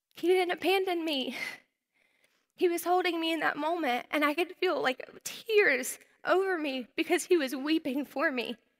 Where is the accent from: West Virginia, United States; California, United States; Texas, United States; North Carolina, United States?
North Carolina, United States; moved away; I was from North Carolina, I was a Southern belle